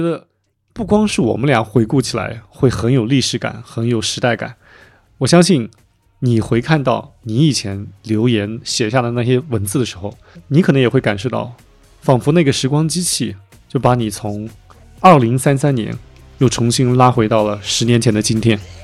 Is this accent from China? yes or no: yes; Anhui, China; now in Chengdu, China; 我现在在成都嘛，其实我不是成都人，我是安徽人，父母现在在安徽的一个嗯，一个，就我的老家生活